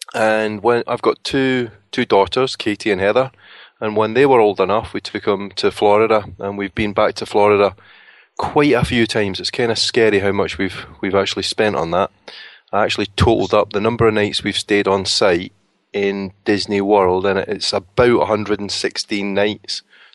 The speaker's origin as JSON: {"language": "English", "region": "Scotland", "country": "United Kingdom", "said": "I'm the Scottish …."}